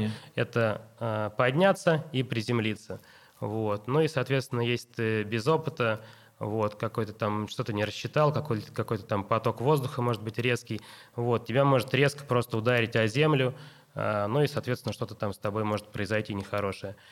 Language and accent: Russian; Russia; мы из России